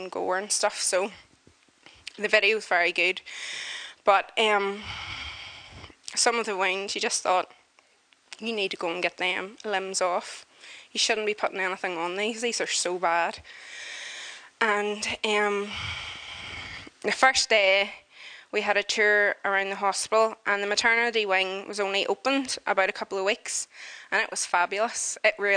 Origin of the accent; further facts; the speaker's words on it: Northern Ireland, United Kingdom; I'm not saying wee because I'm from Northern Ireland